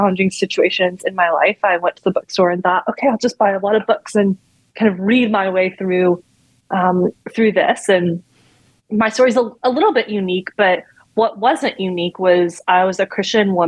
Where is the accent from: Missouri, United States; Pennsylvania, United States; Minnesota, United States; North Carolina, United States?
North Carolina, United States; now in Washington, D.C., United States; I grew up in North Carolina